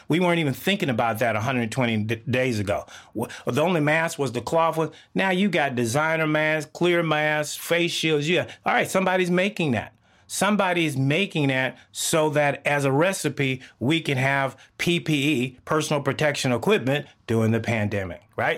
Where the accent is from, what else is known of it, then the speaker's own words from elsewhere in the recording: Texas, United States; I grew up in the South of the United States, Texas.